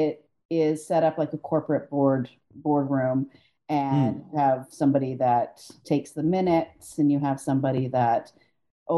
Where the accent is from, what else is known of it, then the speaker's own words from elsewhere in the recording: Canada; As a Canadian, I don't notice when I say